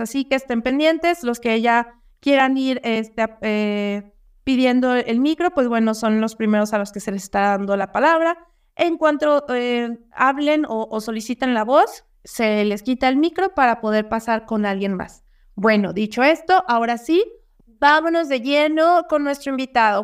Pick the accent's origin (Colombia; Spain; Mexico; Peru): Mexico; nosotros como mexicanos